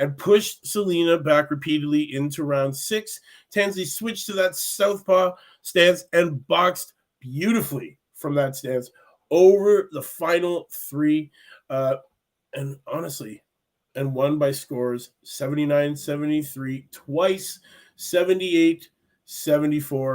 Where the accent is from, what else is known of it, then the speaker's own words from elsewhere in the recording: Canada; I'm Canadian